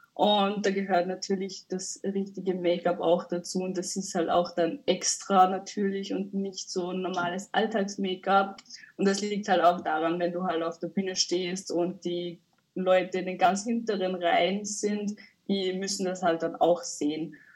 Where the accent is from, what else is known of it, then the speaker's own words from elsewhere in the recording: Upper Austria, Austria; Ich komme aus Oberösterreich.